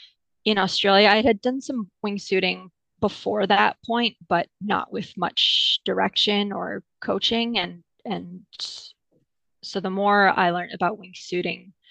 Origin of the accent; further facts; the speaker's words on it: Wells, British Columbia, Canada; I'm from a super tiny town called Wells in the interior of British Columbia, which is on the west coast of Canada.